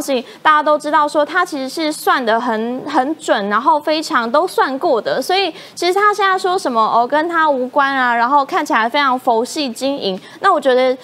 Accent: Taiwan; 我们就生在台湾嘛，我们就是台湾人嘛

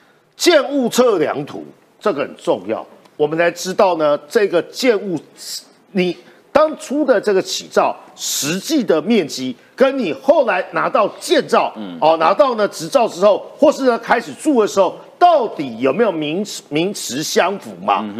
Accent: Nantou County, Taiwan; 我就是南投人，我就是要知道这件事情，不行吗？

